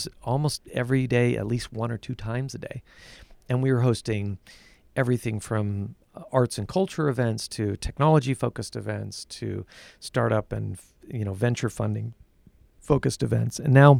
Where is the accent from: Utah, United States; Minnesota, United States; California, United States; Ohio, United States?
Utah, United States; also born or lived in England / New York; I grew up in Utah, and left Utah and went to England and went to New York and lived for a while in both those locations